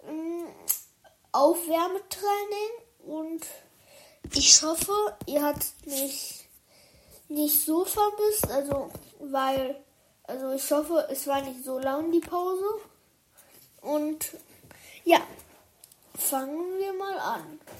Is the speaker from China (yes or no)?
yes; China; und dann sind wir von Dubai nach China geflogen, weil China ist mein Heimatland. Ich glaube, ihr hättet das nicht gedacht, aber das ist wirklich mein Heimatland.